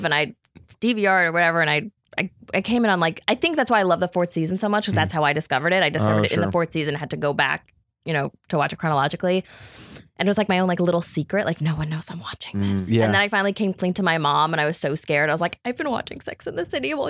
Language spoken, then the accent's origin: English; New York City, New York, United States; I'm actually born and bred New Yorker. I was born and raised in Brooklyn